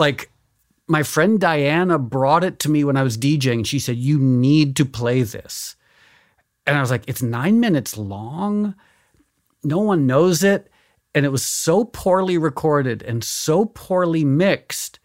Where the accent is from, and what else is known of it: Connecticut, United States; born or raised there; also born or lived in New York City